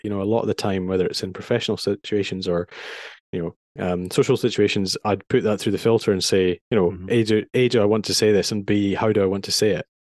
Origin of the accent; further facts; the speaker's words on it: Edinburgh, Scotland, United Kingdom; moved away as an adult; also born or lived in London; I grew up in Edinburgh